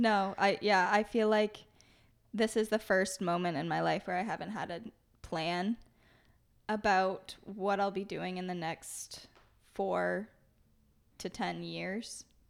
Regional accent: Maine, United States; now in Beverly, United States; I'm originally from Maine

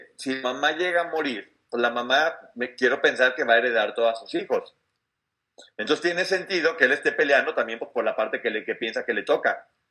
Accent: Mexico; como mexicano me sentí muy orgulloso

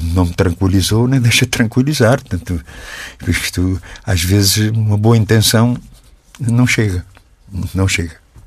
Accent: Portugal; como português

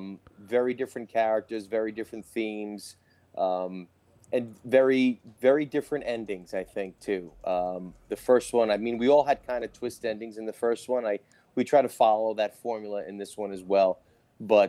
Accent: Jersey City, New Jersey, United States; I grew up in Jersey City, like five blocks away

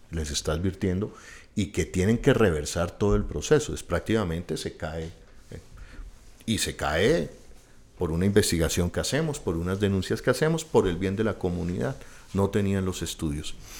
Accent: Bogotá, Colombia; nosotros mismos como bogotanos

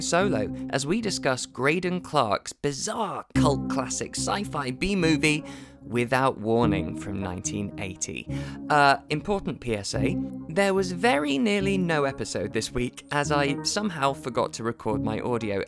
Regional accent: United Kingdom; growing up in Thatcher's Britain

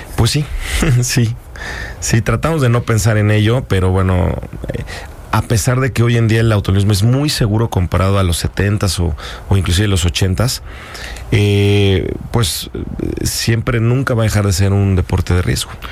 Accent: Mexico; Yo soy el piloto mexicano con mayor número de triunfos y campeonatos eh, para un mexicano en el, en el extranjero

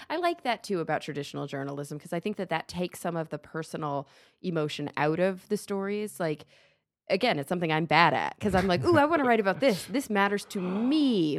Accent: Dallas, Texas, United States; now in Los Angeles, United States; we grew up in Dallas

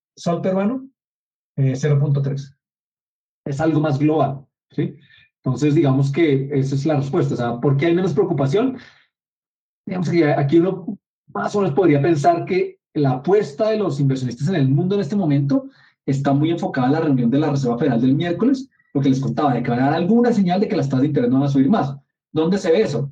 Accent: Colombia; no lo producimos en Colombia

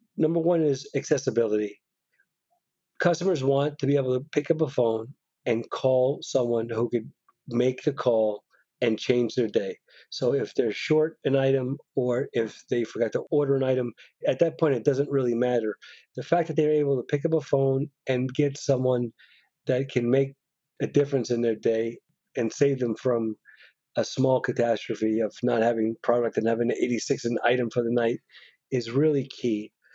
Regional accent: New York, United States; being a New Yorker

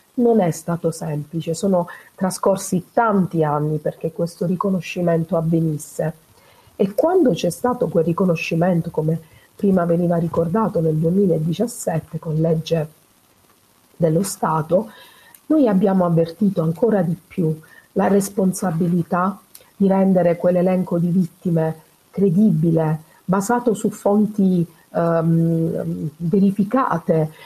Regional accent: Foggia area, Apulia, Italy; Luisa Fantasia è una donna della mia terra, lei è nata a a San Severo, vicino Foggia

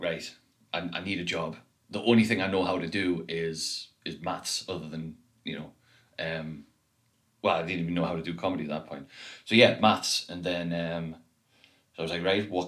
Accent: the Northeast, North East England, United Kingdom; I was from the Northeast

